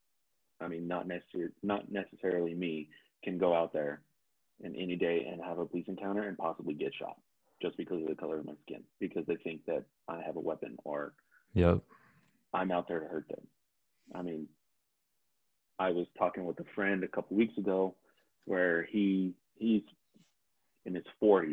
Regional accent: Pocatello, Idaho, United States; growing up in Pocatello, Idaho

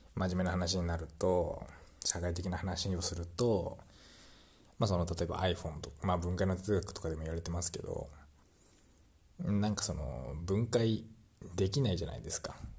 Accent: Ube, Yamaguchi, Japan; 宇部市っていう僕の実家のあるところにま戻るだけなんで

